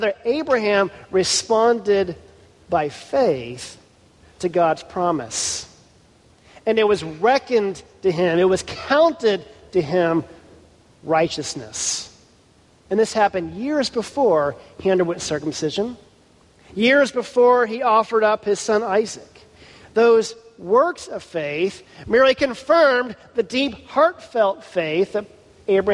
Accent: Houston, Texas, United States; Houston, my hometown

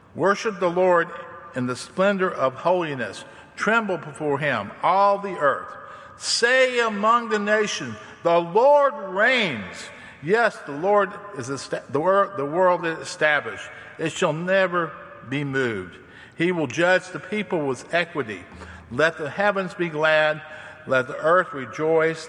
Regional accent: the South, United States; I'm from the South and I'm a hillbilly

